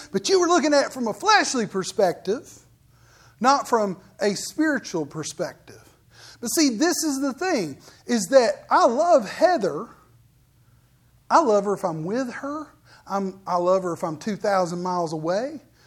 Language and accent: English; United States; You know, I'm an American